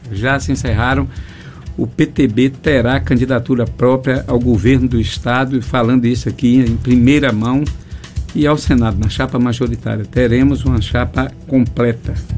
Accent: far south of Bahia, Brazil; also born or lived in Teixeira de Freitas; o extremo sul do estado, de onde eu venho

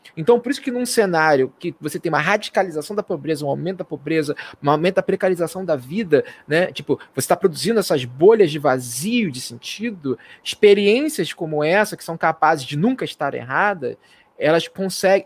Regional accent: Marabá, Pará, Brazil; minha terrinha querida Marabala

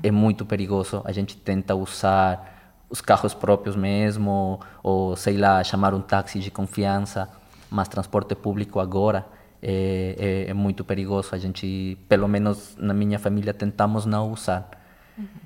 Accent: Ecuador; Portuguese is a second language; moved away as an adult; now in Brazil; eu sou equatoriano, e todo final do ano, desde o 2017 que eu moro aqui no Brasil, eu viajo para meu país.

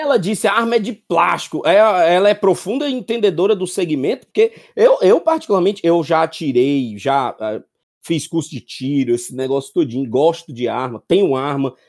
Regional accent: Fortaleza, Ceará, Brazil; eu sou sim oriundo do Conjunto Ceará, com muito orgulho terra que me criou

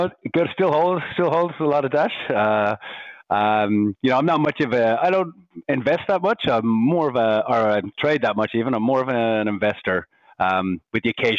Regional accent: Ireland; accent: Irish; moved away as an adult; also born or lived in Bondi, Sydney, Australia; now in Sydney, Australia; I'm Irish, you can probably hear from my accent. Came out here 14 years ago

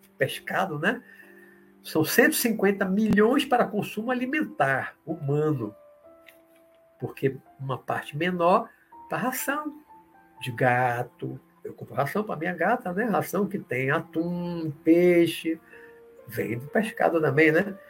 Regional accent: Salvador, Bahia, Brazil; Eu vi muito na minha adolescência aqui, na Pituba, aqui em Salvador.

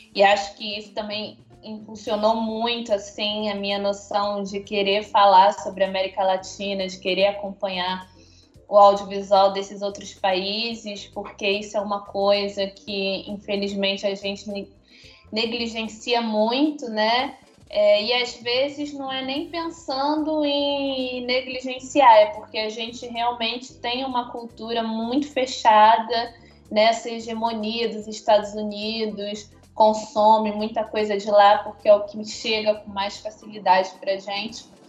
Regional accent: Niterói, Rio de Janeiro, Brazil; moved away as an adult; now in Belo Horizonte, Brazil; eu sou nascida e criada em Niterói, no Rio de Janeiro, cidade que eu amo muito.

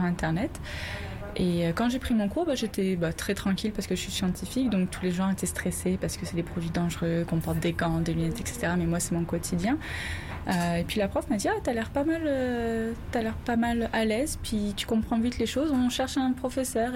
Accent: France; moved away as an adult; now in Montreal, Canada; Je suis française

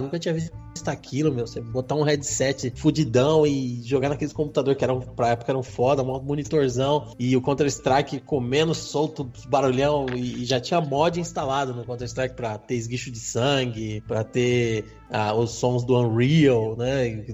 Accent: Brazil; a gente é brasileiro

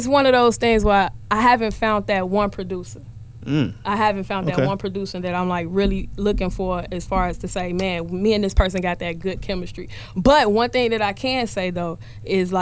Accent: Chicago, Illinois, United States; I'm from Chicago

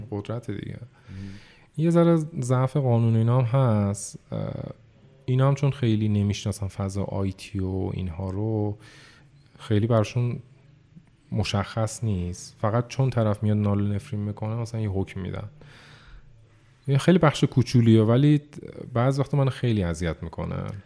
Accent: Iran; ما ایرانیم، زبان فارسیه

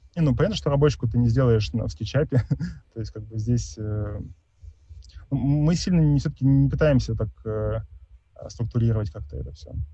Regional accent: Tomsk, Tomsk Oblast, Russia; я из Томска

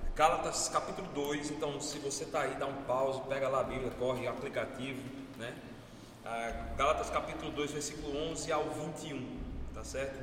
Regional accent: Brazil; eu nunca saí do Brasil

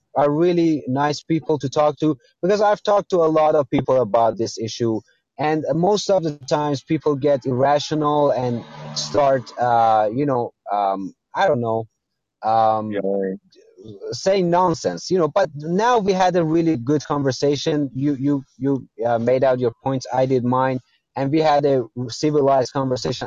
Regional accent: Iran; English is a second language; I'm from Iran.

